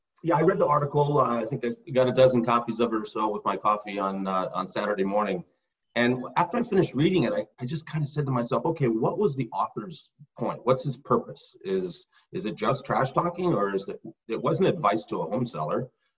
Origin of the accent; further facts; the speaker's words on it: North Carolina, United States; born there; also born or lived in Rochester, New York / Los Angeles; So I was born in North Carolina. We lived three separate times in Rochester, New York, twice